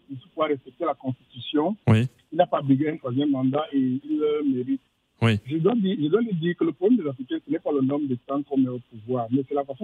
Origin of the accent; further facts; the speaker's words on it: Niger; Moi, je suis un Nigérien